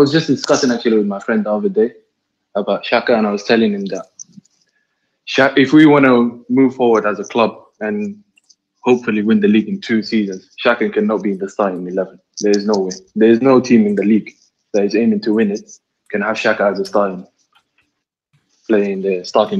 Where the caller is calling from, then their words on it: Doha, Qatar; I'm speaking from Doha, Qatar.